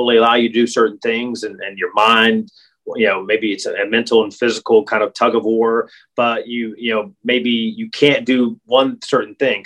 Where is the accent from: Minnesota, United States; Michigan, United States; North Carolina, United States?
North Carolina, United States; when I grew up playing basketball in North Carolina and tennis